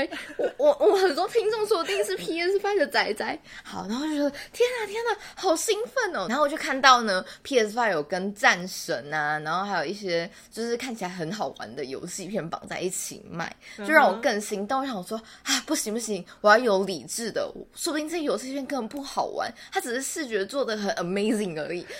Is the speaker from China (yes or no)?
no; Taichung, Taiwan; 以及我本人，我是台中人，谢谢。